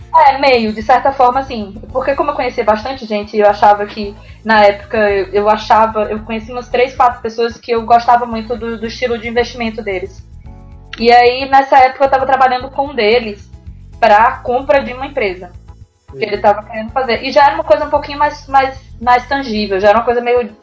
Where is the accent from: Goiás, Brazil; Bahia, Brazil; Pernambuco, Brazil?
Pernambuco, Brazil; Recife; moved away as an adult; now in São Paulo, Brazil; eu estou em São Paulo, mas eu sou de Recife.